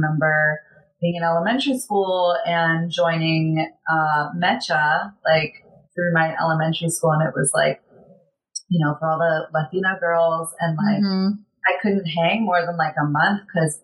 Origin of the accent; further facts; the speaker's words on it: San Diego, California, United States; growing up in San Diego where you have like carne asada fries